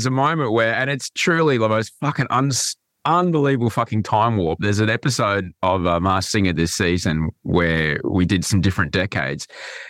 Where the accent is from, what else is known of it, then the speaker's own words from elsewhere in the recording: Brisbane, Queensland, Australia; where I grew up in Brisbane